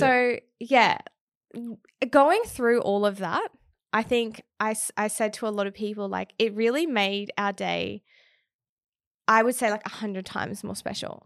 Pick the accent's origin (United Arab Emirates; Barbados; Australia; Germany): Australia; Townsville, Queensland; moved away; I'm originally from Townsville, which is in Queensland